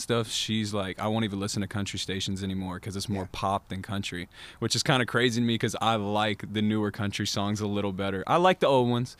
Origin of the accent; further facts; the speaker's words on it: North Georgia, United States; I'm kind of from North Georgia a little bit